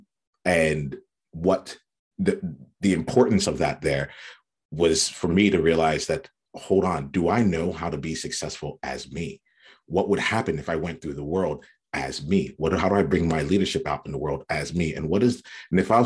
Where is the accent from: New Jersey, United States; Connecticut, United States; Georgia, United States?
New Jersey, United States; I grew up in South Jersey on the East Coast in the US